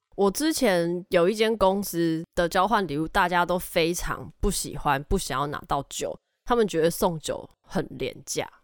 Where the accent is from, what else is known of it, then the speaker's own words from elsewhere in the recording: Tainan, Taiwan; 我身为台南人